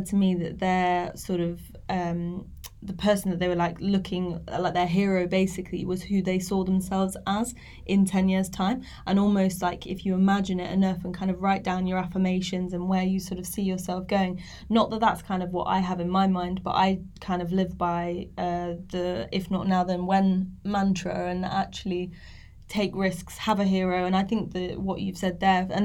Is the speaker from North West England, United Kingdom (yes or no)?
no; Nottinghamshire, East Midlands, United Kingdom; moved away; I'm from Nottinghamshire originally